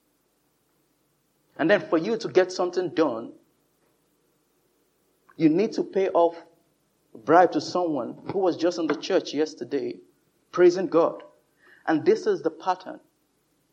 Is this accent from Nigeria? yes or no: yes; Nigeria; moved away; in my home country, Nigeria